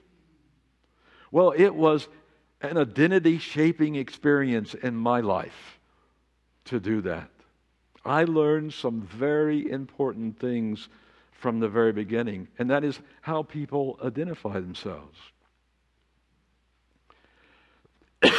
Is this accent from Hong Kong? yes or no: no; Amarillo, Texas, United States; my hometown of Amarillo, Texas